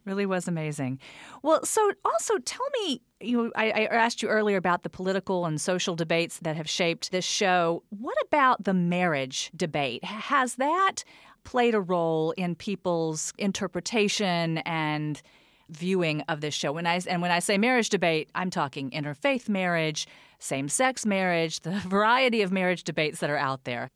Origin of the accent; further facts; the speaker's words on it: United States; moved away; also born or lived in North Carolina / Texas; I grew up in North Carolina and Texas